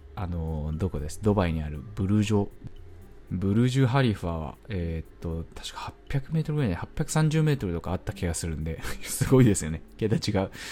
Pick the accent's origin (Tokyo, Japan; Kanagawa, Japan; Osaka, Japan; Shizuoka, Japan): Tokyo, Japan; Hachioji; 私は一応、まあ、ここ八王子なんで、田舎っちゃ田舎なんですけど、東京で